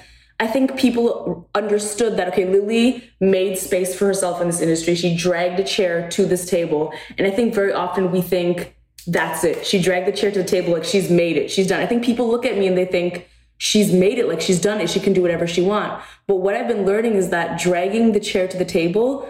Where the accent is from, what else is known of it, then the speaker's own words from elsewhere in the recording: Canada; moved away; I grew up in Canada